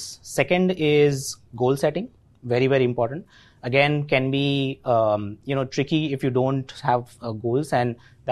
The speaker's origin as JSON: {"language": "English", "town": "Ahmedabad", "region": "Gujarat", "country": "India", "tie": "born or raised there", "accent": "Gujarati", "first_language": "Gujarati", "second_language": "English", "said": "I'm born and brought up in Ahmedabad. Gujarati. My mother tongue is Gujarati, so you know, probably you can see in my accent as well."}